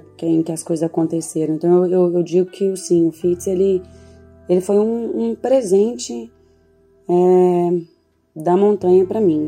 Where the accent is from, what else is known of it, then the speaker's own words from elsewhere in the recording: Lagoa Santa, Minas Gerais, Brazil; also born or lived in Belo Horizonte; Passei minha infância e adolescência em Lagoa Santa